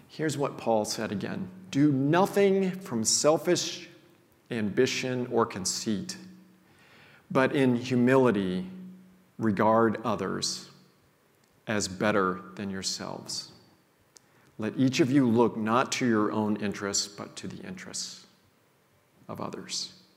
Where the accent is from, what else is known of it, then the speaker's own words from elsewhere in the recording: Missouri, United States; I grew up in a small town in Missouri